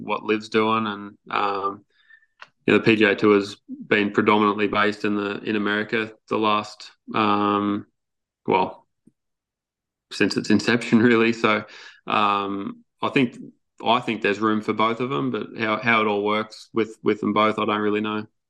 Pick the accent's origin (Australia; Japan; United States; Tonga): Australia; just being an Australian